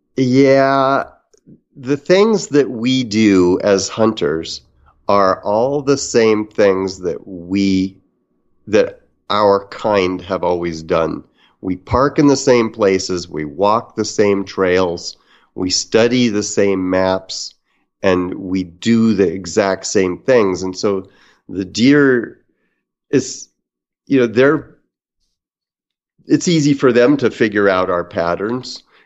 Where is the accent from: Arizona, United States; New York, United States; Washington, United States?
Washington, United States; Kalama; also born or lived in Vancouver, Washington; I grew up in the Northwest um, on the Kalama River, on the North Fork Lewis, and then lived on the Columbia. So Kalama, Washington, and uh, Vancouver, Washington.